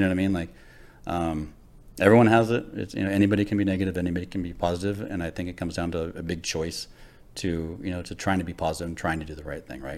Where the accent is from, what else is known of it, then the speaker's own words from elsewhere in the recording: Los Angeles, California, United States; I grew up in Los Angeles